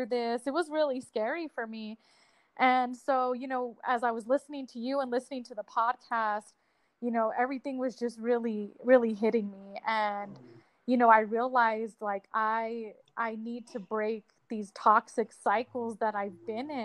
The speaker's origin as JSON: {"language": "English", "town": "Albuquerque", "region": "New Mexico", "country": "United States", "said": "I am from Albuquerque, New Mexico"}